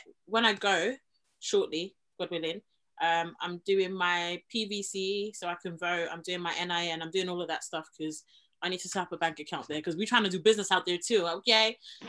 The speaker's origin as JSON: {"language": "English", "region": "London", "country": "United Kingdom", "tie": "born or raised there", "said": "I grew up in Hackney and Tottenham"}